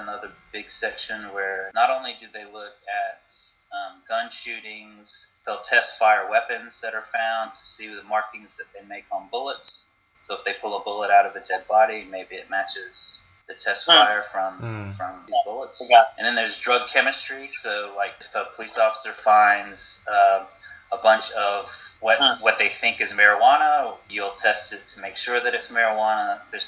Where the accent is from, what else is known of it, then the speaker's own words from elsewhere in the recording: North Carolina, United States; moved away; also born or lived in Los Angeles; I'm originally from North Carolina